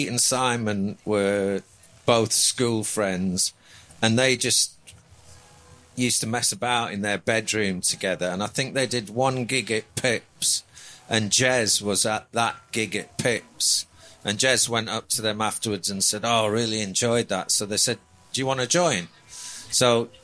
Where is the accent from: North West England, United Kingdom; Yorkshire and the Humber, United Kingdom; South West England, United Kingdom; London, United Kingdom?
North West England, United Kingdom; Lancaster; I'm from Lancaster originally